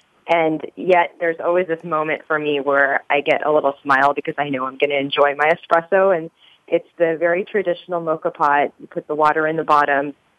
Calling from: Dublin, California, United States; I'm calling from California, our East Bay office out here in Dublin.

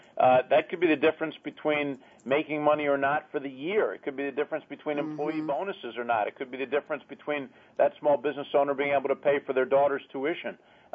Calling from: Washington, District of Columbia, United States; Washington, D.C., our nation's capital.

